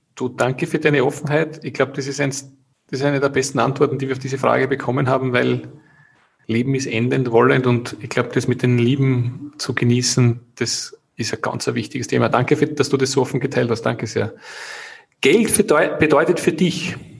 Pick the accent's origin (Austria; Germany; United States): Austria; bei uns in Österreich